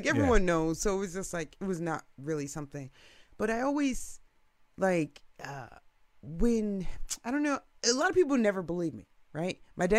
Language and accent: English; Lake Forest, Illinois, United States; I grew up in Lake Forest, right? So it's like, I only knew one other black person in Lake Forest my entire life living there.